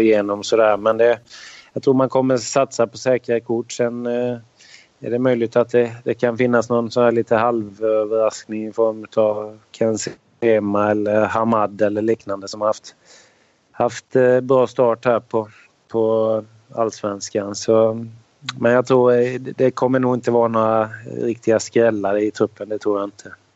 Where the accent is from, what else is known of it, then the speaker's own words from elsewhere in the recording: Sweden; moved away as an adult; som svensk